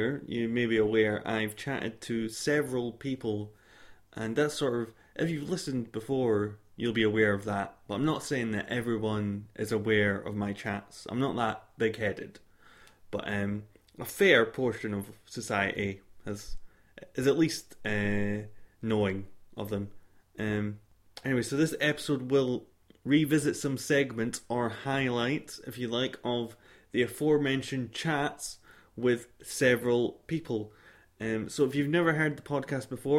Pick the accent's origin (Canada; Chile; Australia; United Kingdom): United Kingdom; Scotland; accent: Scottish; Scottish. It's a Scottish accent.